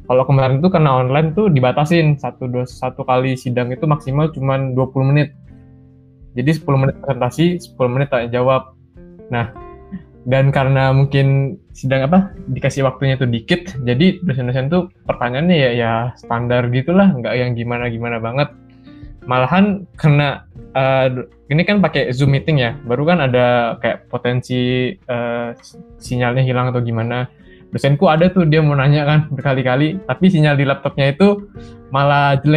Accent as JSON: {"language": "Indonesian", "town": "Balikpapan", "region": "East Kalimantan", "country": "Indonesia", "tie": "born or raised there", "said": "aku TA-nya kemarin ngerjainnya itu di kampungku ya. Aku kan dari Balikpapan. Jadi aku kerjain di Balikpapan ini."}